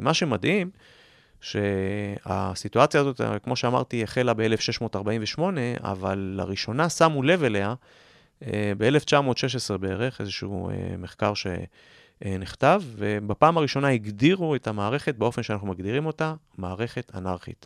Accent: Jerusalem, Jerusalem District, Israel; כירושלמי כמוני, שאוהב את העיר

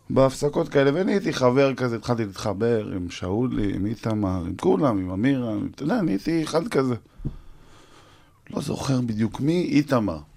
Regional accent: Tiberias, Northern District, Israel; moved away as an adult; also born or lived in Ariel; אני מטבריה, נולדתי בורן נכון. אנד raised.

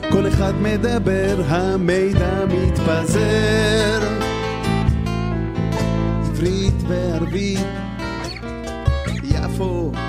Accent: Jaffa, Tel Aviv District, Israel; אז אתם יכולים להבין שבתור ילד למשפחה עם דו-כתבים, ערבי, יהודייה וכאלה, בתוך uh, קן צרעות, אה, עג'מי uh, זה כאילו לגור בעזה במידה מסוימת

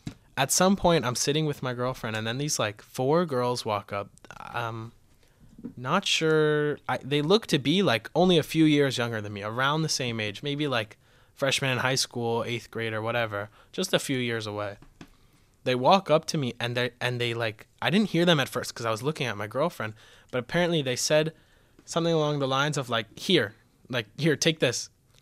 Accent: Boca Raton, Florida, United States; Boca Raton, Florida.

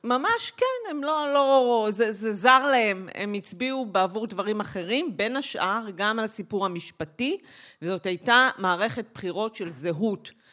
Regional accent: Migdal HaEmek, Northern District, Israel; moved away; אני גדלתי במגדל העמק

